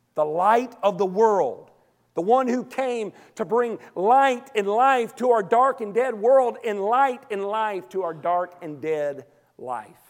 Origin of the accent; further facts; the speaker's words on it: Arkansas, United States; I'm from Arkansas